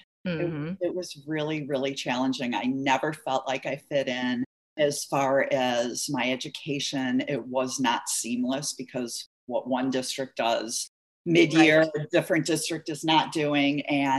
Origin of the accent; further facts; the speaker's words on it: Midwest, United States; I grew up kind of touring the Midwest. My father was in sales and went from one Midwestern city to the other, oftentimes mid-year.